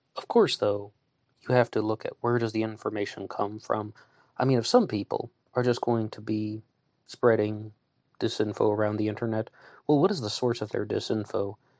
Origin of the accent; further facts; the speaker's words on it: West Virginia, United States; I'm a West Virginian on the other side of the country